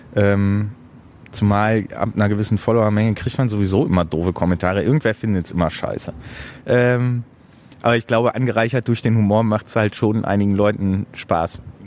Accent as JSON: {"language": "German", "region": "Hamburg", "country": "Germany", "tie": "born or raised there", "also_born_or_lived": "Bochum", "moved": "yes", "lives_now": "Essen, Germany", "said": "Also da ich in Hamburg geboren bin, ist Hamburg ein bisschen Heimat. Essen ist ein bisschen Heimat, weil ich da wohne."}